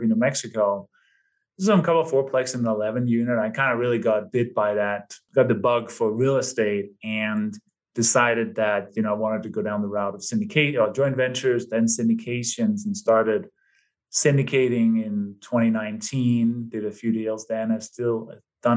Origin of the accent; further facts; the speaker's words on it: Denmark; moved away as an adult; also born or lived in London, England; now in United States; given my name and my maybe slight accent, I was born and raised in Denmark. Lived there until my early 20s and then moved to London, England, I think in 93